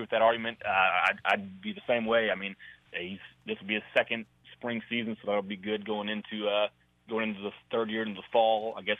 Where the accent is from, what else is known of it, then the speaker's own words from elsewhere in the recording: McGregor, Texas, United States; Mahia, Texas.